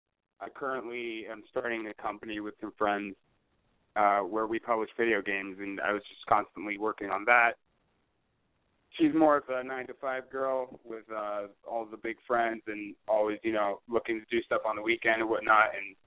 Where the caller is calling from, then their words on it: San Francisco, California, United States; I'm calling from San Francisco. I'm 25 years old, male, straight.